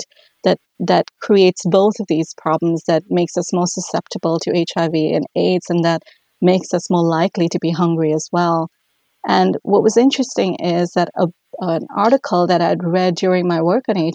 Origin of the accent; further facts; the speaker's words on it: India; moved away as an adult; now in Duluth, United States; I'm originally from India